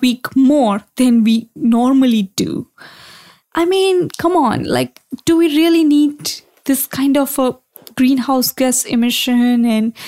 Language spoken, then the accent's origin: English; India; moved away; I grew up in India